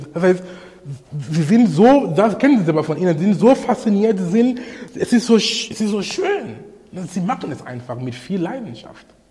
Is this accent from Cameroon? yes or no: yes; Cameroon; moved away; in Kamerun, wo ich herkomme